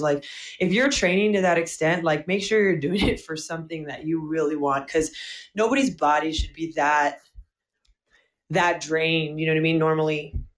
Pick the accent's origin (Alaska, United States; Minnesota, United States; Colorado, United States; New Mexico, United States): New Mexico, United States; Albuquerque; I was actually born and um, raised, and I still live in Albuquerque, New Mexico